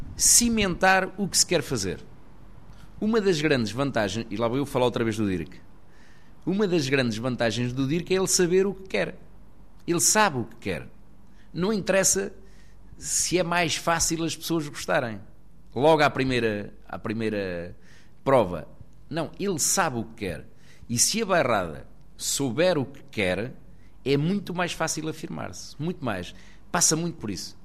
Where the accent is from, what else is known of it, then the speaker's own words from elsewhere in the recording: Fogueira, Centro, Portugal; Alguns aqui da Fogueira que andaram comigo na escola